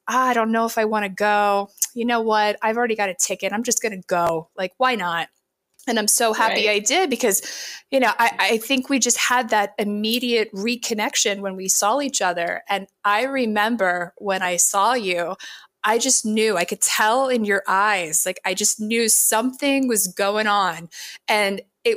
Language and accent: English; New Jersey, United States; moved away as an adult; also born or lived in Miami, Florida; I was born in New Jersey, grew up in a very rural part of the state in South Jersey